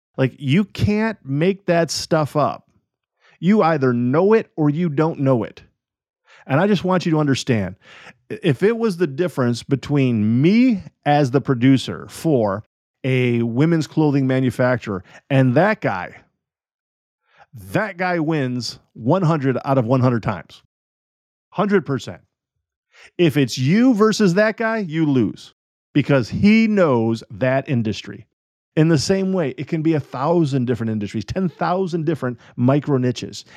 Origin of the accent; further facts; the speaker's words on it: United States; I am an American citizen